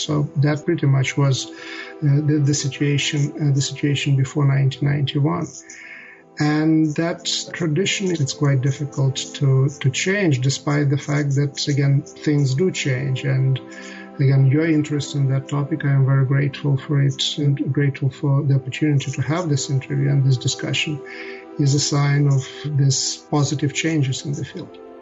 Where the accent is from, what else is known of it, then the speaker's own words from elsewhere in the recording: Ukraine; now in United States; I come from Ukraine.